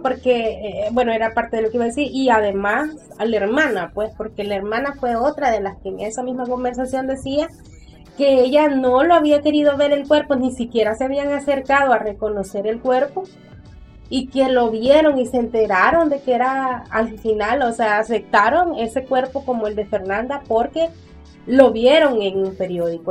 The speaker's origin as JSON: {"language": "Spanish", "country": "El Salvador", "said": "el silencio que hemos vivido tanto como sociedad salvadoreña"}